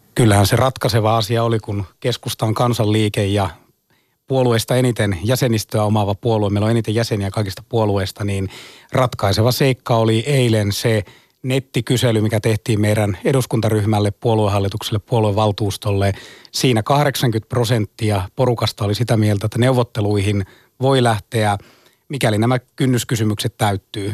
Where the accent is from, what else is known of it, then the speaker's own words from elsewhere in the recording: Ostrobothnia, Finland; itse tuun Pohjanmaalta, meillä on turkistalous.